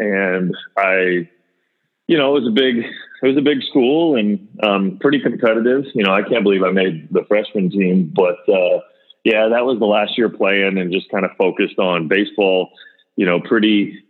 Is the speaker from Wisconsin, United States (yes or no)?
no; Windermere, Florida, United States; I'm from Windermere, Florida. Went to Olympia High School, right down the road from you there. And obviously growing up in Orlando and growing up in Florida